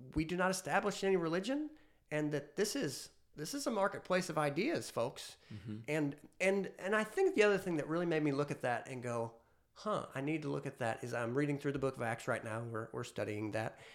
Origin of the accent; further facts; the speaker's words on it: United States; as an American